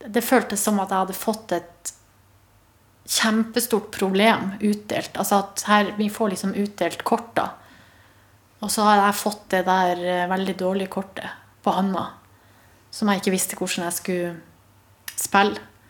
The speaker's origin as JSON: {"language": "Norwegian", "town": "Hamarøy", "region": "Nordland", "country": "Norway", "tie": "born or raised there", "moved": "yes", "said": "var jeg hjemme på Hamarøy"}